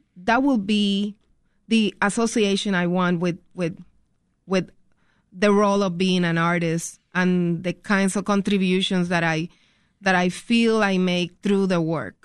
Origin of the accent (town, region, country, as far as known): Puerto Rico; born or raised there; moved away as an adult; now in Chicago, United States